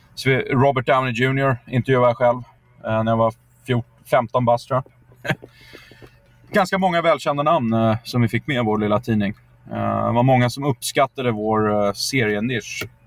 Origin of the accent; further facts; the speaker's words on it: Sweden; moved away as an adult; also born or lived in United States; som svensk